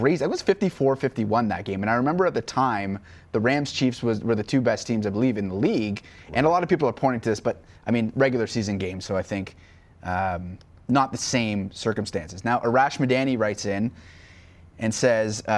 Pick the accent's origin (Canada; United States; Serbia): Canada; Canadian sports fans